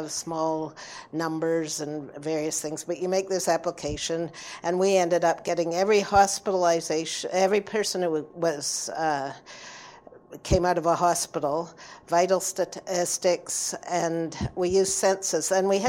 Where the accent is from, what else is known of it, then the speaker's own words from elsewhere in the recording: British Columbia, Canada; we are British Columbians as well